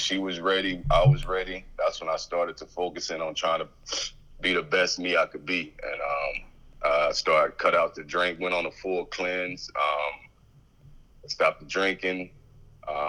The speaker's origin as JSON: {"language": "English", "region": "East Texas", "country": "United States", "tie": "born or raised there", "also_born_or_lived": "San Antonio, Texas", "said": "having to live with my granny. We moved to East Texas. I was born in San Antonio, Texas"}